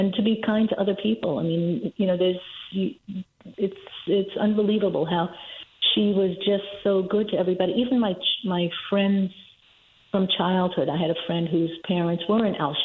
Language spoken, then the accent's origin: English; New York City, New York, United States; I grew up in Washington Heights